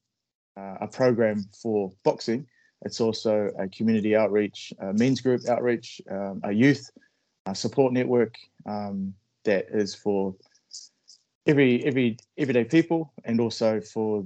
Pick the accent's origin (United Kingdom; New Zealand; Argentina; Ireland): New Zealand; Palmerston North, Manawatū-Whanganui; I was raised in Palmerston North, so that's the North Island of New Zealand